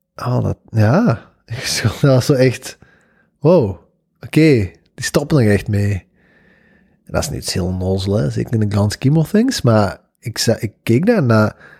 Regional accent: Belgium; wij als Belgen

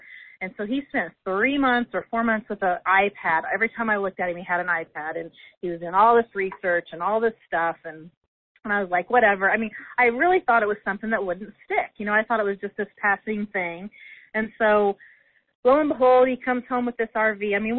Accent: Indiana, United States; Like, you know, we're from Indiana.

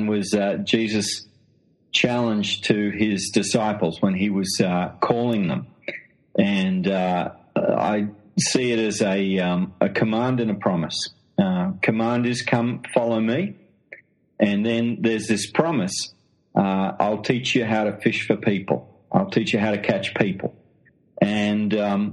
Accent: Australia; accent: Australian; moved away as an adult; now in London, United Kingdom; as you can tell from the accent, I'm an Australian

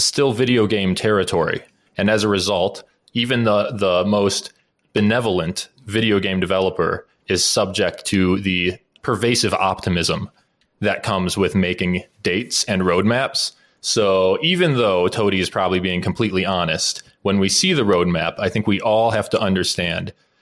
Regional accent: Midwest, United States; I'm from the Midwest

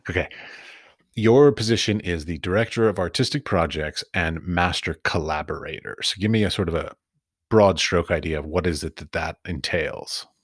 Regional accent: Washington, District of Columbia, United States; moved away as an adult; also born or lived in Iowa / San Francisco; I was raised in Washington, D.C.

